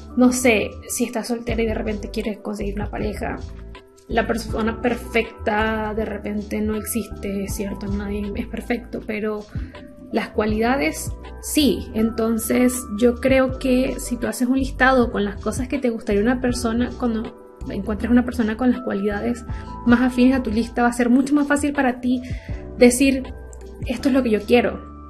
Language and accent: Spanish; Venezuela; moved away; soy venezolana. Cuando vivía en Venezuela y estaba chica